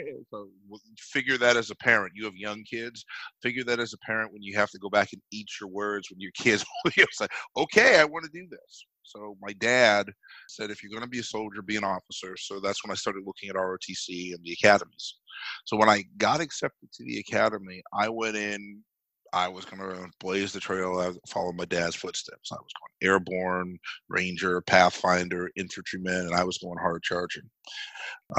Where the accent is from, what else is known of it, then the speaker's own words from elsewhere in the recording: Massachusetts, United States; I grew up in Massachusetts, which was and is still arguably the most liberal state in the union